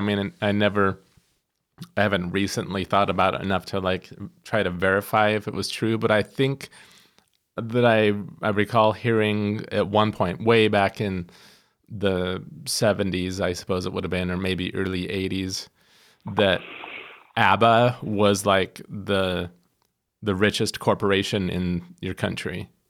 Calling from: Cedar Rapids, Iowa, United States; I'm calling from Cedar Rapids, Iowa, and I'm calling on behalf of a guitar magazine called Premier Guitar.

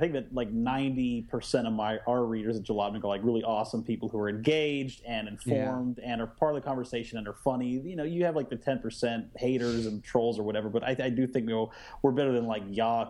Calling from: Austin, Texas, United States; I'm in Austin, Texas.

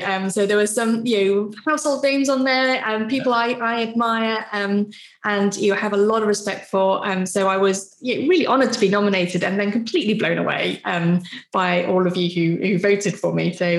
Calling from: Stafford, West Midlands, United Kingdom; So I'm in Stafford in the West Midlands.

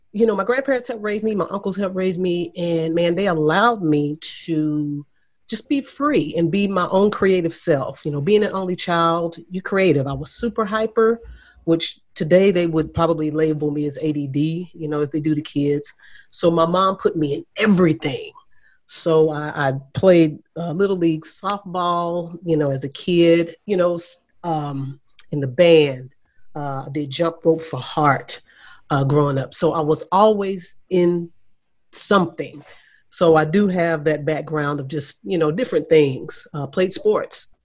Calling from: Haslet, Texas, United States; I am here in Northwest Fort Worth. It's a small town right outside of uh, Fort Worth called Haslet.

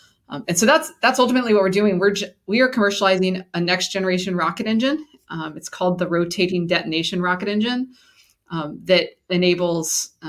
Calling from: Houston, Texas, United States; I'm in Houston, Texas.

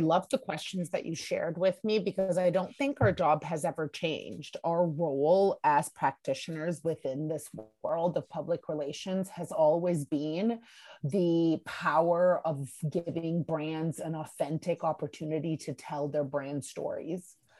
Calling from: Budapest, Hungary; I'm actually calling from Budapest, Hungary.

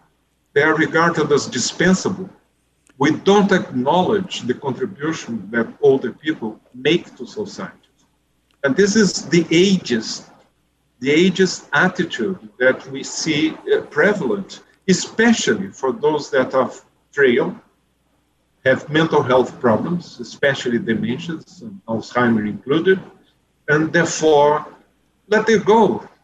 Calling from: Brazil; This is certainly the message that we see in this country. I'm speaking from Brazil.

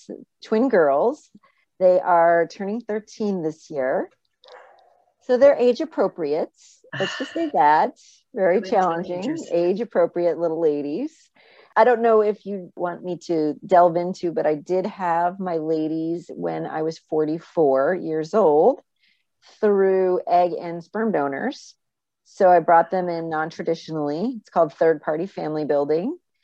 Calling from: Saratoga Springs, New York, United States; I live in upstate New York, Saratoga Springs, by the racetrack.

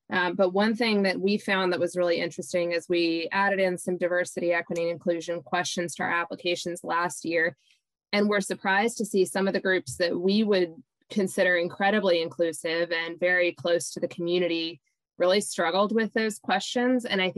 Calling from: South Carolina, United States; I'm calling from the Coastal Community Foundation in South Carolina.

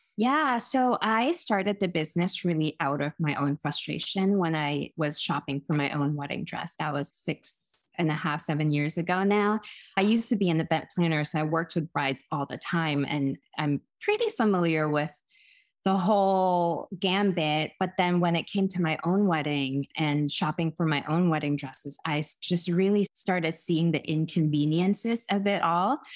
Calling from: Boston, Massachusetts, United States; I'm calling in from my home in Boston, Massachusetts

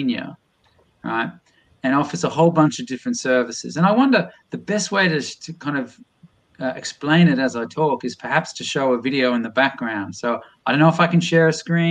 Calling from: Boston, Massachusetts, United States; I'm ringing in from Boston, MA right now

